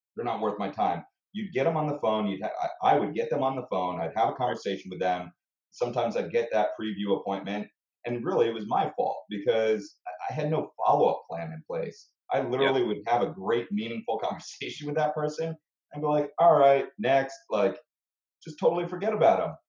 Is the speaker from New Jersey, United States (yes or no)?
yes; Bergen County, New Jersey, United States; also born or lived in Montclair, New Jersey; now in Glen Ridge, United States; I, I grew up in Bergen County